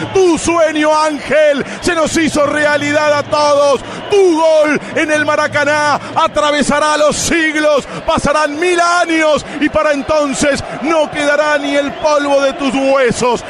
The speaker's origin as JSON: {"language": "Spanish", "country": "Argentina", "said": "Somos Argentina. Somos argentinos."}